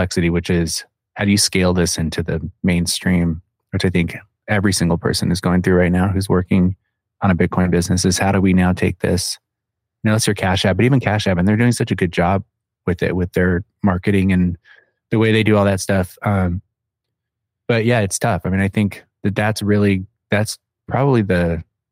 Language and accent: English; Phoenix, Arizona, United States; I'm from Phoenix, where everything's far away